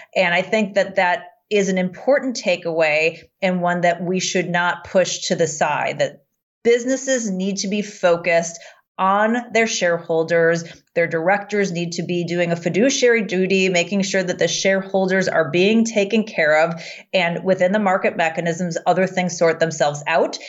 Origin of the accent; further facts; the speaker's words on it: United States; as an American